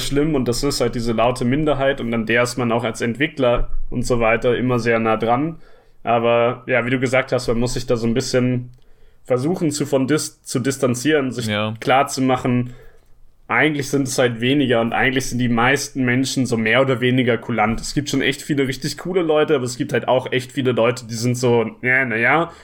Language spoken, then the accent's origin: German; Hamburg, Germany; ich komme hier aus Hamburg und arbeite hier auch in Hamburg als Spieleentwickler